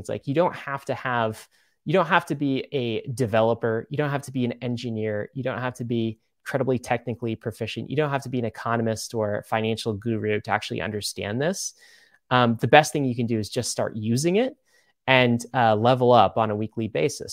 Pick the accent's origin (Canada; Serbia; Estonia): Canada; I was born in Canada